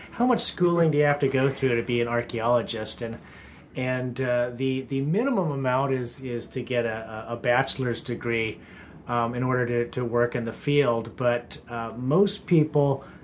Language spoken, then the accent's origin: English; Pennsylvania, United States; moved away as an adult; I grew up back east in Pennsylvania